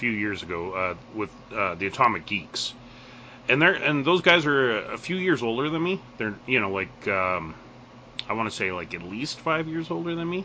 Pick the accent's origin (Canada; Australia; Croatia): Canada; It was tough growing up sometimes, being a Canadian kid, because we didn't get all the content.